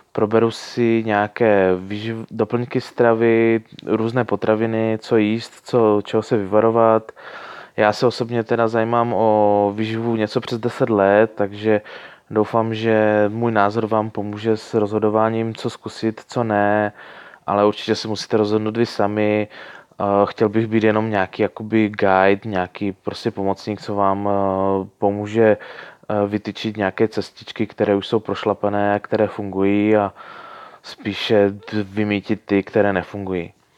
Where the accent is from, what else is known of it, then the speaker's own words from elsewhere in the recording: Ostrava, Moravian-Silesian Region, Czechia; now in Prague, Czech Republic; Původně jsem z Moravy, nebo spíš ze Slezska, k- okolo Ostravy